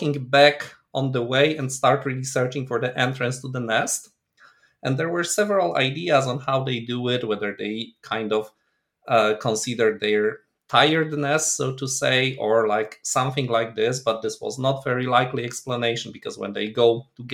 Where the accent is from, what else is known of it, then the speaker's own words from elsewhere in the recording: Poland; moved away as an adult; also born or lived in Tübingen, Germany; now in Loughborough, United Kingdom; Originally, I come from Poland, where I did my PhD in beautiful old city of Krakow.